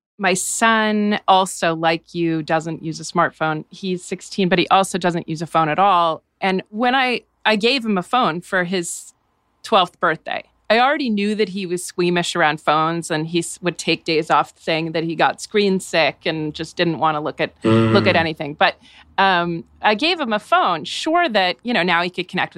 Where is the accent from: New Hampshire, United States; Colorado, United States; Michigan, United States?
New Hampshire, United States; Growing up in New Hampshire